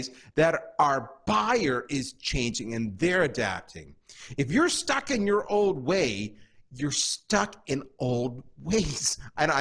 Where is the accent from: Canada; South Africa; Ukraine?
Canada; moved away as an adult; also born or lived in United States; I'm Canadian and the States is just down south, we are different